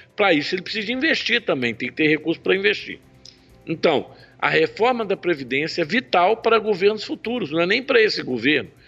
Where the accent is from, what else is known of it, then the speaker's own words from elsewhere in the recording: Belo Horizonte, Minas Gerais, Brazil; also born or lived in Australia; now in Nova Lima, Brazil; Eu sou de Belo Horizonte, a nossa indústria no Barreiro. Atualmente eu moro em Nova Lima, mas nasci aqui em Belo Horizonte